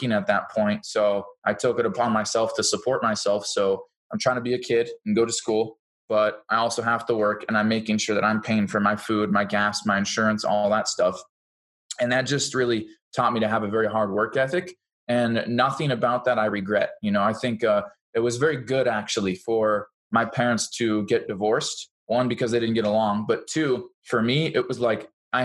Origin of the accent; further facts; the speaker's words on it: Seattle area, Washington, United States; now in Boise, United States; I'm from the Seattle area of Washington State. I live in Boise, Idaho now